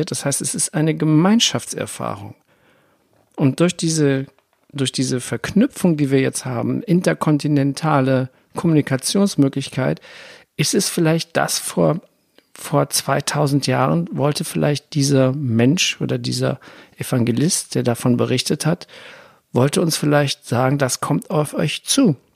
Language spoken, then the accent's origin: German; Germany; ich bin, wohne ja hier am Rhein, ich bin auch am Rhein groß geworden und ich durfte nicht an das Wasser gehen.